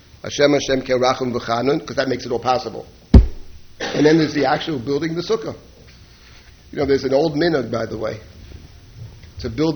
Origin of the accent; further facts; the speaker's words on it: New York City, New York, United States; I grew up in Jackson Heights, Queens